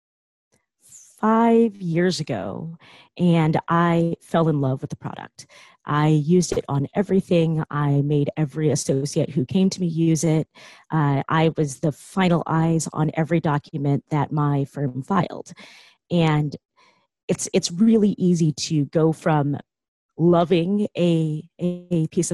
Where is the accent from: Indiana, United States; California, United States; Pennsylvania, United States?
California, United States; Silicon Valley; I grew up in Silicon Valley